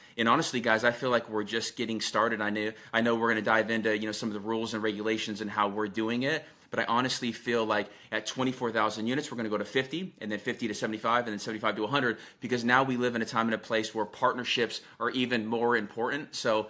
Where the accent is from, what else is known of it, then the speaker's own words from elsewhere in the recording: Albania; So I'm from Albania, and so the T is silent.